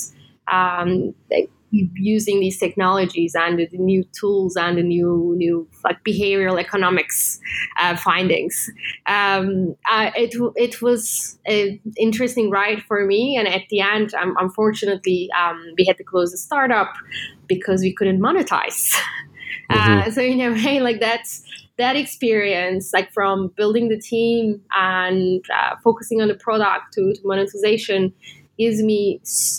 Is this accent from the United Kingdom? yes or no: no; Turkey; moved away as an adult; also born or lived in United States; now in Singapore; I was born and raised in Turkey. So I'm Turkish